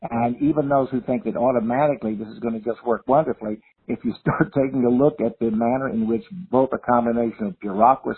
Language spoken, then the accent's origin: English; Louisiana, United States; my home state